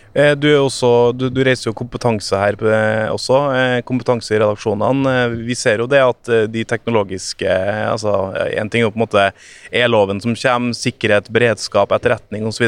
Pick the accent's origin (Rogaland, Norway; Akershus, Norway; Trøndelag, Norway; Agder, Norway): Trøndelag, Norway; now in Oslo, Norway; Jeg har vokst opp i Trøndelag